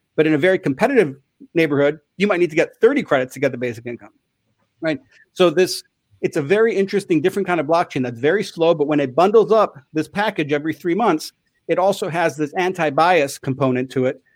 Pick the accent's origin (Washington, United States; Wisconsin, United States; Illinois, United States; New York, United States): Illinois, United States; Chicago; I grew up in Chicago